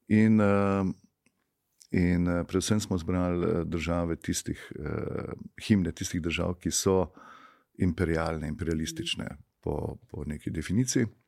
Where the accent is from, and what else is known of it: Slovenia